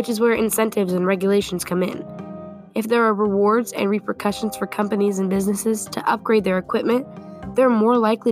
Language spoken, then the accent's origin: English; Muscatine, Iowa, United States; whose headquarters are here in my hometown, Muscatine.